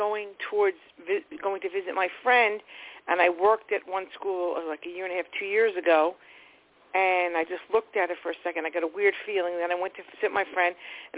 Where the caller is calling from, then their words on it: New York, United States; Long Island.